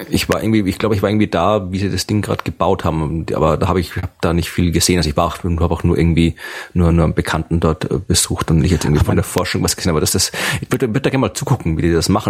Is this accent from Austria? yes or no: yes; Krems, Lower Austria, Austria; an der Universität Krems, also Uni in meiner Heimatstadt in Österreich